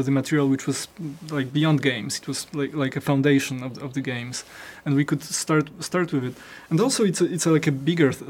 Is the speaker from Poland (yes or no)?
yes; Poland; I was born in Poland and I was growing up in Poland